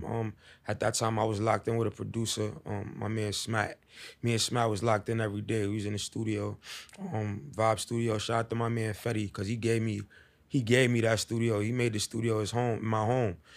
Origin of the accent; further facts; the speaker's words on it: New York City, New York, United States; also born or lived in Bronx, New York; I'm from Harlem, the east side of Be Exact, El Barrio.